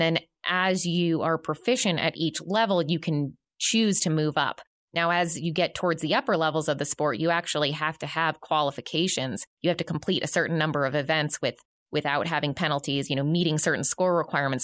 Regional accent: right outside of Boston, Massachusetts, United States; now in Northwest Arkansas, United States; I grew up right outside of Boston, Massachusetts

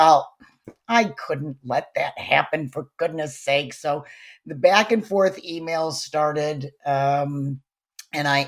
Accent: Chicago, Illinois, United States; moved away as an adult; also born or lived in Saratoga; back home to Chicago where I had grown up

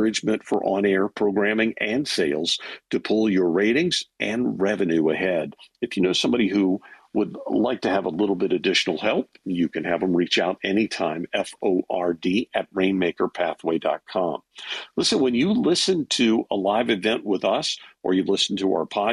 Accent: Louisiana, United States; I'm from Louisiana

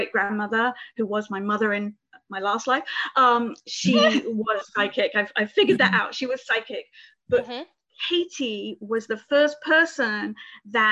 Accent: Reading, South East England, United Kingdom; moved away as an adult; also born or lived in Albany / Florida; now in United States; I come from the United Kingdom, right southwest of London in Reading in Berkshire, which is near Windsor.

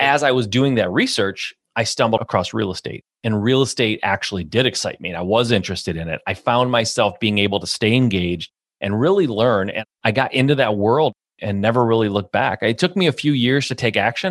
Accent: Michigan, United States; a Midwest boy, born and raised in Michigan

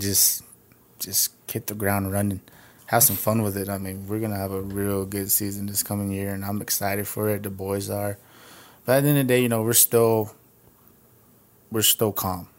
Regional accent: United States; I was born in Radoso, and I just moved from subdivision to subdivision

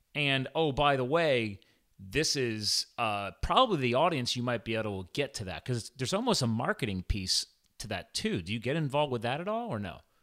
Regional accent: East Coast, United States; moved away; I'm from the East Coast

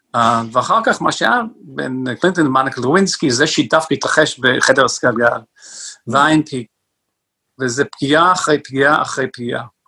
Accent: northern New Jersey, United States; now in Israel; יש לי הורים שעדיין גרים באותו בית, איפה שגדלתי, בצפון ניו ג'רזי

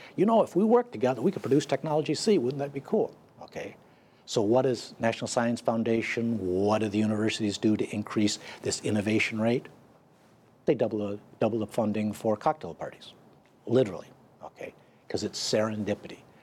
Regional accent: United States; I'm an American

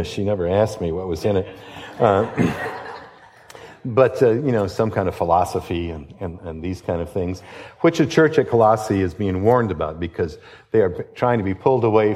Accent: Detroit, Michigan, United States; I grew up in Detroit, and my dad was a policeman

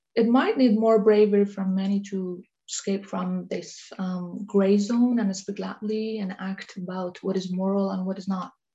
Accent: Iran; moved away as an adult; now in Denmark; I was born in Iran and um, moved to Denmark years later in 2009

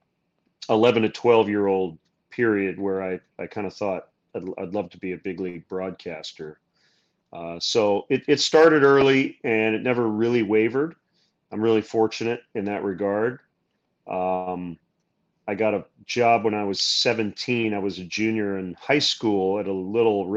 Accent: Michigan, United States; Growing up in Michigan, the Tigers were the home team

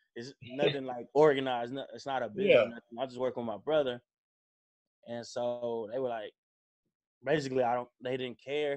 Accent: Dallas, Texas, United States; also born or lived in Indiana; I'm from Dallas. Played basketball at Carter High School.

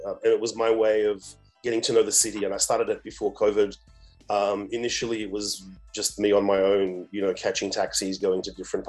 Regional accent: Australia; moved away as an adult; also born or lived in Africa; I grew up in Australia, but I've been living and working on this continent for 2 decades now, in different places

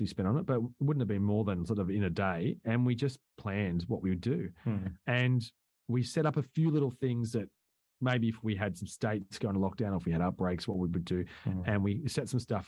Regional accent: Australia; I'm from Australia.

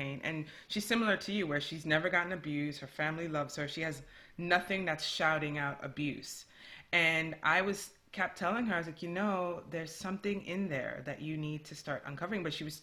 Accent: New York City, New York, United States; growing up in New York City

